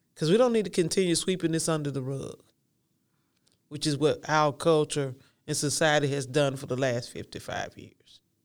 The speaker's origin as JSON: {"language": "English", "region": "the South", "country": "United States", "said": "I'm from the South"}